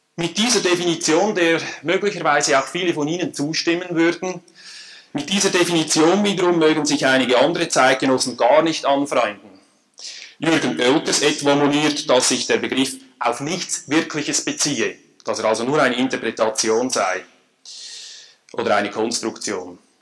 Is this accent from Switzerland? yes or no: yes; Switzerland; accent: Swiss (like Emil Steinberger)